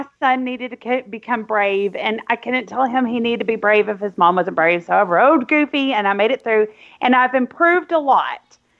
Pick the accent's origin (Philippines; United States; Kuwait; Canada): United States; Booneville, Arkansas; I'm from Arkansas. Chris didn't even know this. I grew up in a small town called Boonville